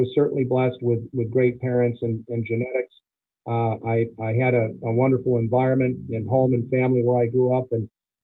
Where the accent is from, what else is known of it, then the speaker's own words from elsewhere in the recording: Fort Atkinson, Wisconsin, United States; the National Dairy Shrine Hall of Fame is in Fort Atkinson. That happens to be my hometown